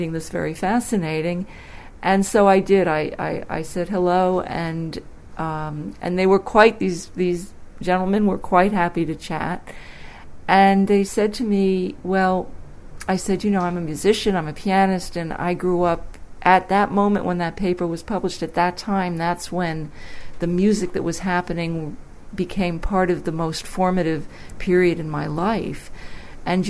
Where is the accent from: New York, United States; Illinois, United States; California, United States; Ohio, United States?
New York, United States; Westchester County; now in Sydney, Australia; I grew up in Westchester County, New York, in the New York City area